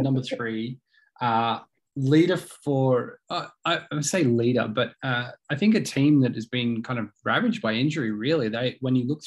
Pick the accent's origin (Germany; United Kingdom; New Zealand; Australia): Australia